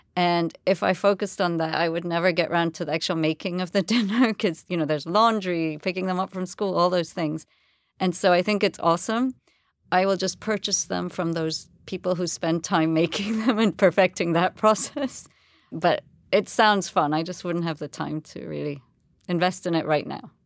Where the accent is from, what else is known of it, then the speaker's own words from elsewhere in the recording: Jamaica; moved away; also born or lived in England; And I was born in Jamaica. I've lived, you know, I was, grew up there my whole life, um, apart from boarding school in England.